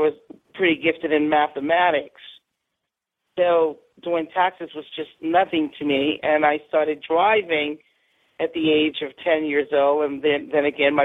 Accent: New York City, New York, United States; I grew up in New York City

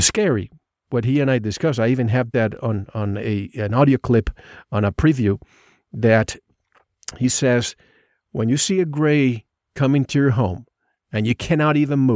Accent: Puerto Rico; moved away; I grew up in the Caribbean

